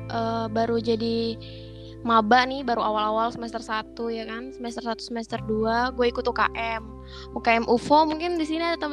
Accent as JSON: {"language": "Indonesian", "town": "Bogor", "region": "West Java", "country": "Indonesia", "said": "gue sebenarnya asalnya dari Bogor"}